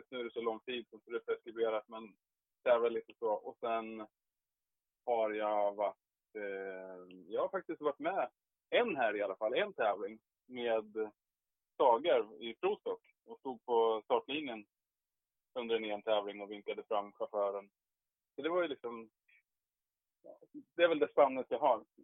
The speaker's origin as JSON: {"language": "Swedish", "area": "Hälsingland", "region": "Gävleborg County", "country": "Sweden", "said": "Jag är ju från Hälsingland"}